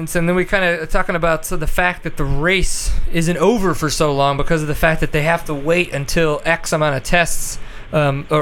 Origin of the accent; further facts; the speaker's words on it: Louisiana, United States; now in Texas, United States; growing up in Louisiana, raced the SARA